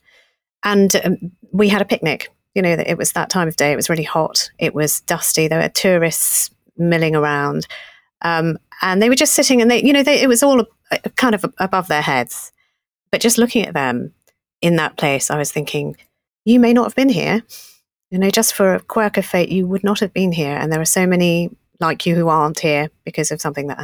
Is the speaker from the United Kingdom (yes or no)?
yes; Essex, East of England, United Kingdom; born in Britain, not as a passport holder, Essex girl.